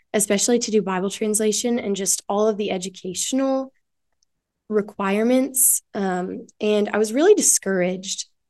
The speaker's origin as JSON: {"language": "English", "region": "West Michigan", "country": "United States", "moved": "as an adult", "lives_now": "Ohio, United States", "said": "I'm from West Michigan, small town in West Michigan."}